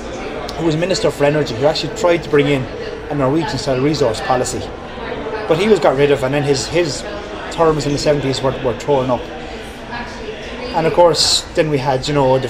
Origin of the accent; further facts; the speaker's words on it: Tipperary, Munster, Ireland; also born or lived in Mayo; I'm from Tipperary